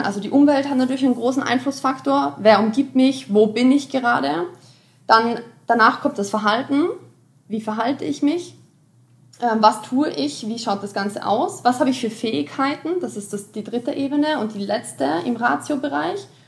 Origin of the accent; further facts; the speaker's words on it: Austria; ich komme aus Österreich